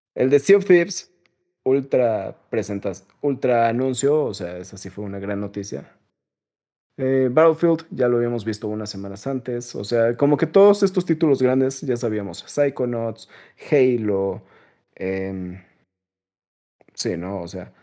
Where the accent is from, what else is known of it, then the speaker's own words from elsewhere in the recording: Mexico; Me disculpo como mexicano